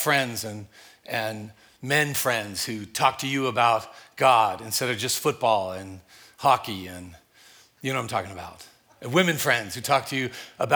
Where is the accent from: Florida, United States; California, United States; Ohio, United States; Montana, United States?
California, United States; also born or lived in Maui, Hawaii / Tulsa, Oklahoma; I'm a Californian.